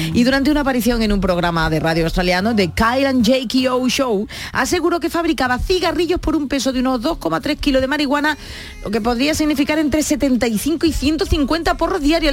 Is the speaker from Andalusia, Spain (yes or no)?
yes; San Fernando, Andalusia, Spain; es de mi tierra, es de San Fernando